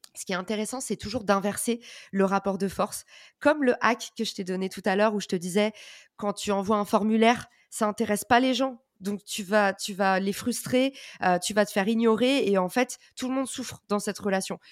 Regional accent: France; accent: thick French accent (in English); j'ai un accent français à couper au couteau

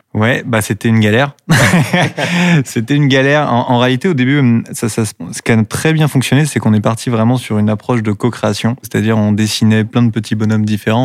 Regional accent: Dinard, Brittany, France; now in Rennes, France; moi je suis né à Dinard

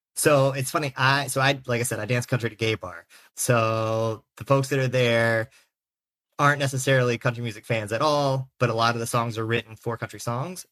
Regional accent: South Carolina, United States; moved away as an adult; now in Philadelphia, United States; I'm a sixth generation Carolinian, uh, currently residing in Philadelphia, Pennsylvania

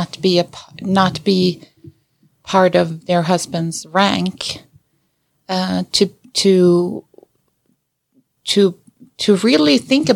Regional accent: Sweden; moved away as an adult; now in United States; I was born and raised in Sweden, and I moved to America when I was 20

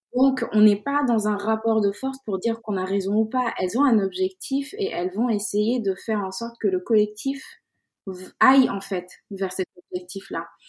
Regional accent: Dakar, Senegal; moved away as an adult; now in France; je suis née à Dakar au Sénégal. J'ai grandi là-bas jusqu'à mes 17-18 euh, ans avant d'arriver euh, d'arriver en France

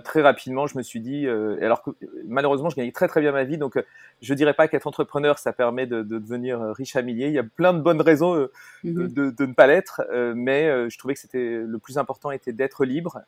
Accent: Paris, Île-de-France, France; also born or lived in Brittany; je suis donc euh, bah, euh, parisien, même si de cœur je suis breton

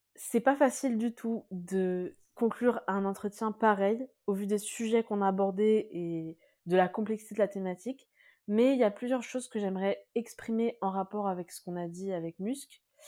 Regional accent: France; je suis moi-même aussi née et j'ai grandi en France

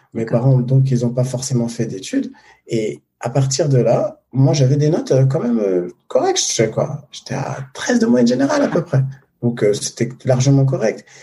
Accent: Paris, Île-de-France, France; je suis né à Paris

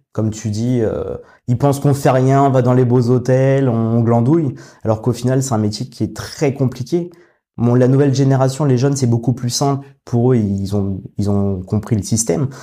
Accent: Paris region, Île-de-France, France; moved away as an adult; now in Rouen, France; je viens de région parisienne et ma femme, elle est de Normandie. Donc maintenant, ça fait six ans qu'on habite à Rouen

